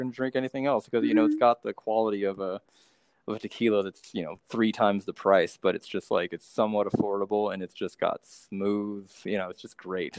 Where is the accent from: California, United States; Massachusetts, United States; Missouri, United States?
California, United States; Monterey; my hometown, Monterey